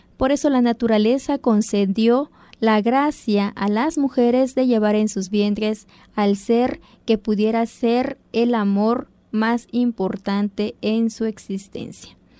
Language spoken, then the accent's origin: Spanish; Zapotec, Oaxaca, Mexico; first language Zapotec; Spanish is a second language; tanto en nuestra lengua natal el zapoteco como en español